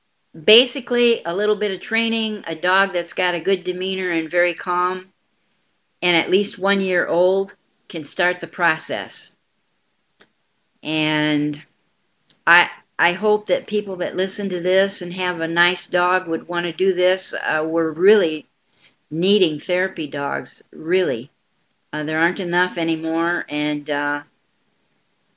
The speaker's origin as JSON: {"language": "English", "town": "South Bend", "region": "Indiana", "country": "United States", "tie": "born or raised there", "moved": "yes", "lives_now": "Quad Cities, United States", "said": "my hometown is South Bend, Indiana, but I'm staying here till"}